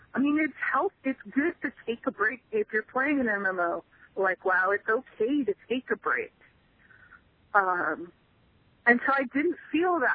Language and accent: English; Stinson Beach, California, United States; moved away; I grew up in Stinson Beach, which is right next to Mill, well, more or less next to Mill Valley